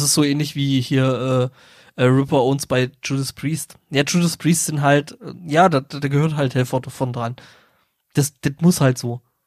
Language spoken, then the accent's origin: German; Saxony, Germany; ich komme ja aus Sachsen